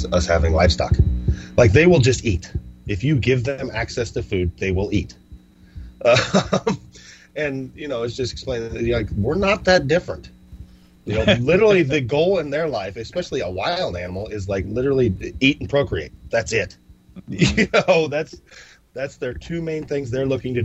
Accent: United States; I'm freaking from America

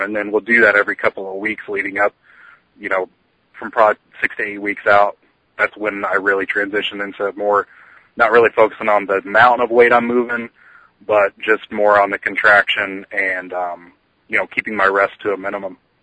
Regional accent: St. Louis, Missouri, United States; also born or lived in southern Indiana; I'm from St. Louis, Missouri, uh, by way of uh, southern Indiana, a little podunk town you never heard of.

